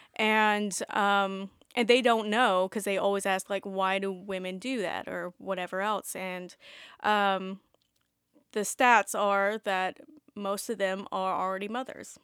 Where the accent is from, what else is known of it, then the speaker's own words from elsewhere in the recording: the South, United States; being born and raised in the South